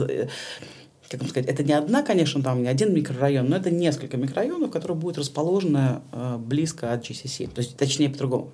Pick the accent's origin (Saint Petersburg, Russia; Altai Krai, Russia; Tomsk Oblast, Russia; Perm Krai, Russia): Saint Petersburg, Russia; я петербурженка